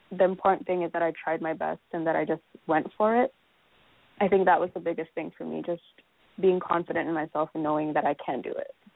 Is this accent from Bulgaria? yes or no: no; Malaysia; moved away as an adult; now in United States; I came directly from Malaysia